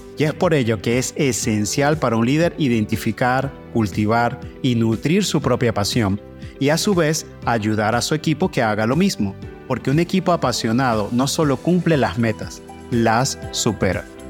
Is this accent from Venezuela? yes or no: yes; Venezuela; moved away as an adult; Como migrante venezolano